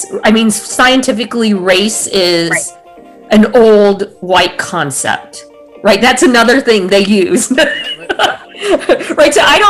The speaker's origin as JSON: {"language": "English", "country": "United States", "said": "I'm not Indian culturally. I'm an American. Culturally, I am an American."}